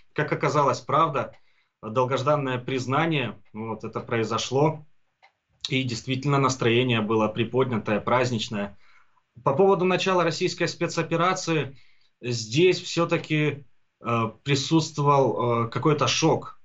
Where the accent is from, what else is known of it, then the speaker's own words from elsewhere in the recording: Donbas, Ukraine; also born or lived in Kharkiv; родился, вырос и живу здесь, у себя на родине, в Донбассе